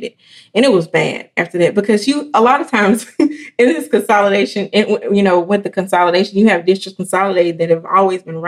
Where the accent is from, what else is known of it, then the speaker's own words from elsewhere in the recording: Elaine, Arkansas, United States; I'm from Elaine, Arkansas. I was a part of the last graduating class out of that district.